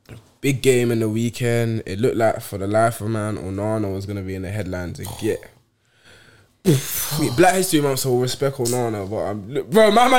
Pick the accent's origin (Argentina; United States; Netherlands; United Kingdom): United Kingdom; Kirkby, North West England; I grew up in Merseyside.